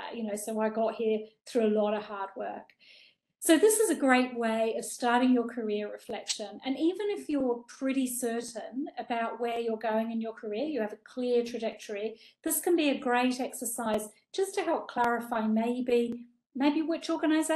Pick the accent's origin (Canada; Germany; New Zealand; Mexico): New Zealand; I grew up in New Zealand